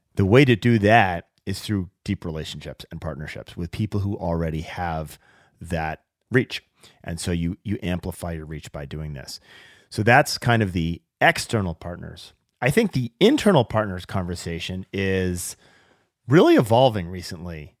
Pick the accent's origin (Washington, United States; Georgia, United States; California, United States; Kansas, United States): Washington, United States; Seattle; my hometown of Seattle